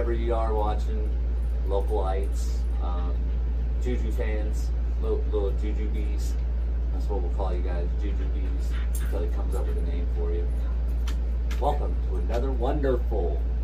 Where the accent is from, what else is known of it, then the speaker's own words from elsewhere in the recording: Omaha, Nebraska, United States; also born or lived in Sioux City, Iowa; I was born in Sioux City, bro, so I'm originally from Iowa. Lived there until I was about four and came to Omaha. So I'm not a native Nebraskan.